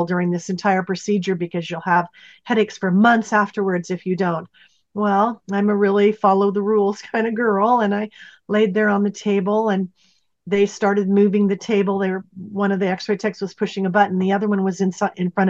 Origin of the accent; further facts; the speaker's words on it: Pacific Northwest, United States; moved away as an adult; also born or lived in Santa Barbara; I was born and raised in the Pacific Northwest